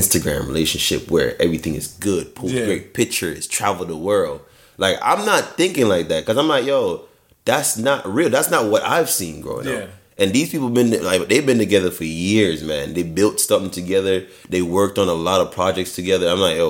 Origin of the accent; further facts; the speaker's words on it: Jamaica; moved away; growing up in Jamaica